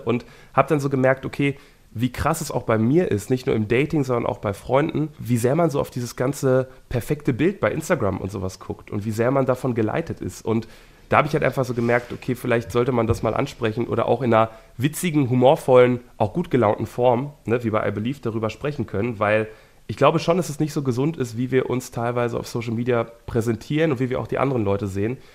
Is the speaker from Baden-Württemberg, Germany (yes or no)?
no; Wuppertal, North Rhine-Westphalia, Germany; ich bin in Wuppertal geboren und ich arbeite aber ganz viel in Bochum